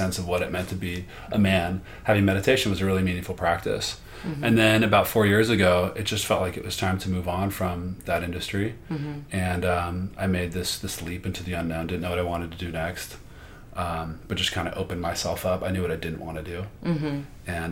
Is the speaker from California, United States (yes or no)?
yes; Los Angeles, California, United States; moved away as an adult; now in New York, United States; I'm from Los Angeles, California. I came out here when I was 18 to go to NYU and I've been here ever since.